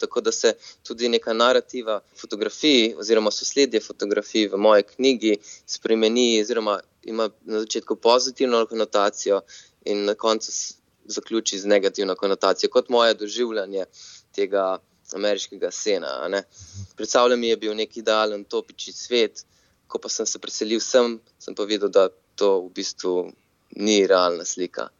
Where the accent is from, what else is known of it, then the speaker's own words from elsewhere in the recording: Slovenia; moved away as an adult; now in San Francisco, United States; ker sem iz Slovenije in mogoče smo Slovenci malo bolj zaprti narod